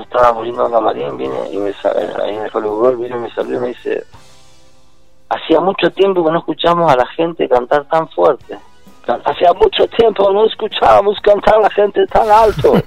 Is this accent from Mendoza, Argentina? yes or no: yes; Mendoza, Argentina; moved away as an adult; also born or lived in Mexico; yo soy mendocino de pura cepa